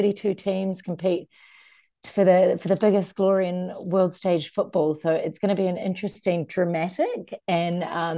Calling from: Copenhagen, Capital Region of Denmark, Denmark; I'm calling from Copenhagen, Denmark

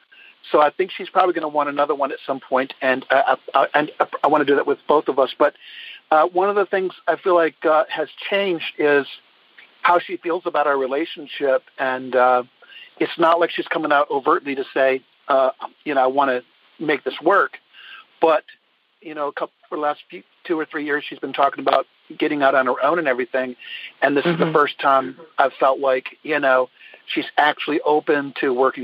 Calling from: Middletown, Virginia, United States; Near Middletown, Virginia.

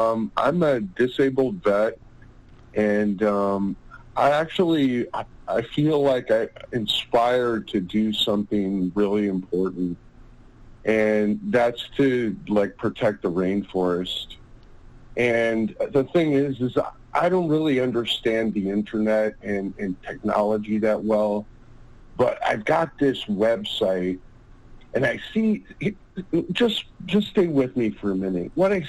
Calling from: California, United States; from... I'm calling from California.

